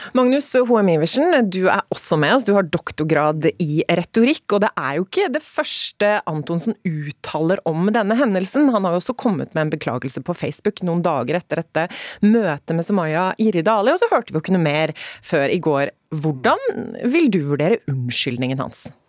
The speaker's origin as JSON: {"language": "Norwegian", "region": "Telemark", "country": "Norway", "said": "Telemark, der jeg er fra"}